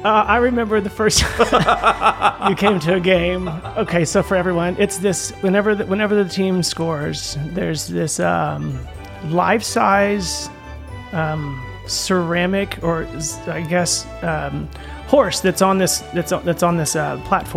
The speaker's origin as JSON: {"language": "English", "town": "Houston", "region": "Texas", "country": "United States", "said": "I am from Houston."}